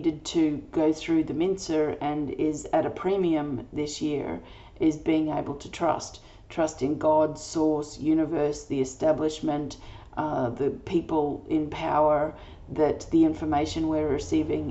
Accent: Australia; I'm an Australian energy healer

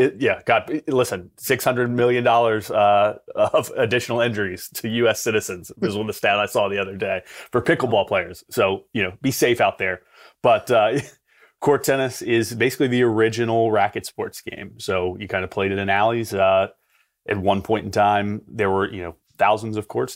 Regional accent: Aiken, South Carolina, United States; moved away as an adult; also born or lived in Atlanta, Georgia; in Aiken, which is my hometown

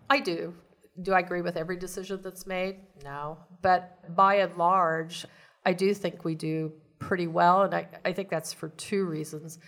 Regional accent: Hutchinson, Kansas, United States; also born or lived in Great Bend, Kansas / Manhattan, Kansas / Davis, California / Virginia; born and raised in Kansas, born in Great Bend, lived in Hutchinson

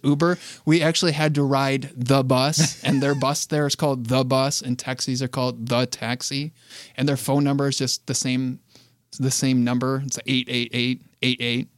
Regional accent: Flushing, Michigan, United States; also born or lived in Flint, Michigan; I was born in Flint, Michigan, raised in Flushing, Michigan, to two loving parents

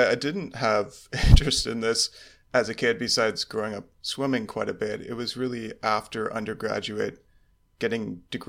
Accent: California, United States; In Orange County, California.

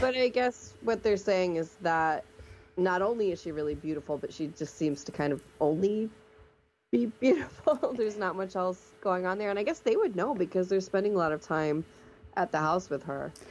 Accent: Alabama, United States; we're from Alabama, so we know where Montevallo is

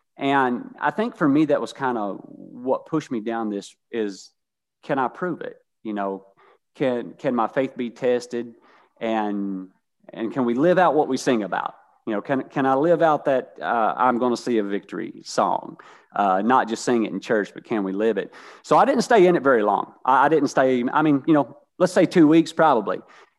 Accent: Kentucky, United States; I grew up very humble in Eastern Kentucky, a coal mining town, not a lot of industry, not a lot of income there, kind of a revolving society.

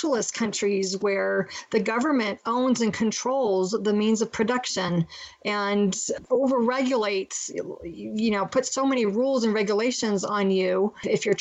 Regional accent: United States; we're American

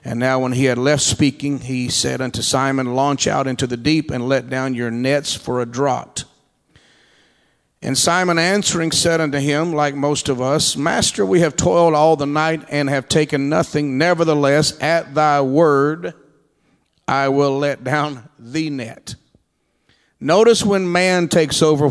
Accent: Texas, United States; I'm from Texas.

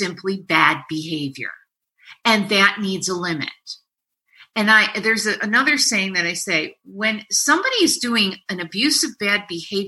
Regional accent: New York, United States; I'm a New Yorker.

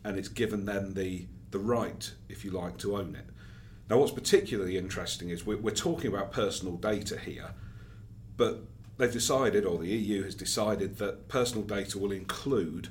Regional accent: United Kingdom; I'm British, speaking from there

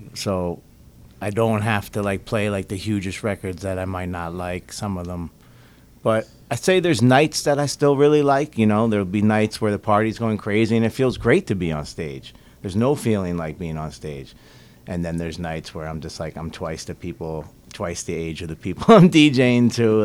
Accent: Philadelphia, Pennsylvania, United States; moved away as an adult; also born or lived in Boston / New York / Las Vegas; we, we grew up together in Philly, so our, our life like totally went the same path. Like grew up in Philly, college in Boston, oh. moved to New York, Vegas.

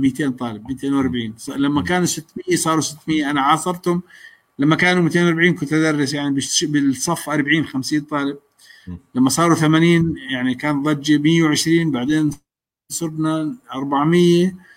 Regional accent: Jordan; احنا عندنا بالاردن

